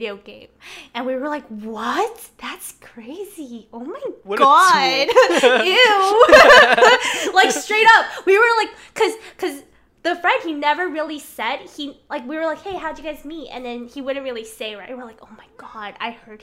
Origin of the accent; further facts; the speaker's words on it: China; moved away; I have spent a lot of my years growing up in China